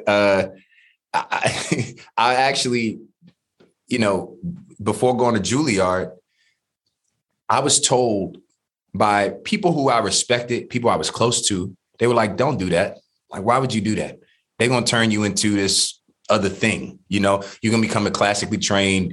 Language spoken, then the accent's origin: English; Washington, District of Columbia, United States; growing up in DC public schools